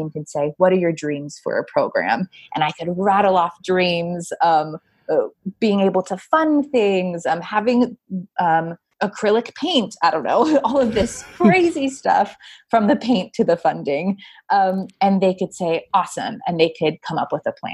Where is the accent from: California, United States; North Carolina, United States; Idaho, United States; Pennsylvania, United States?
California, United States; moved away as an adult; now in New York, United States; I born and raised in California, went to school in California.